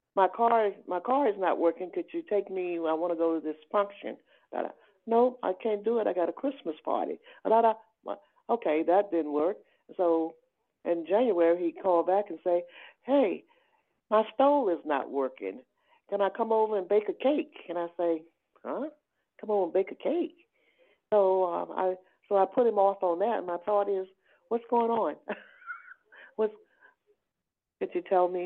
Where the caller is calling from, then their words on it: Georgia, United States; calling from georgia